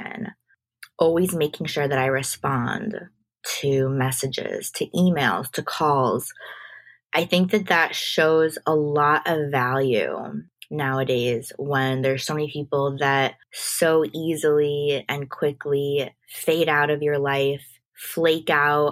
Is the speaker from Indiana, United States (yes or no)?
no; Chicago, Illinois, United States; now in New York, United States; I grew up in Chicago